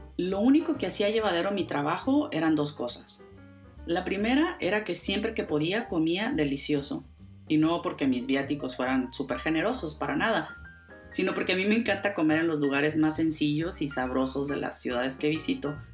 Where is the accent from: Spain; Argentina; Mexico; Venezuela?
Mexico; moved away; viajaba con frecuencia a mi tierra a México